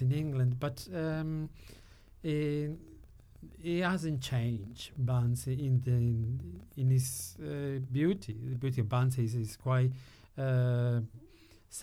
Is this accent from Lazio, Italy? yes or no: no; Sicily, Italy; moved away; I'm from Sicily, but my grandmother was from Florence